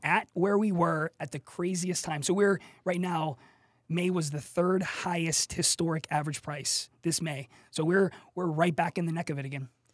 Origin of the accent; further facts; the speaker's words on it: Pittsburgh, Pennsylvania, United States; moved away as an adult; also born or lived in South Korea; now in San Antonio, United States; I'm from Pittsburgh, P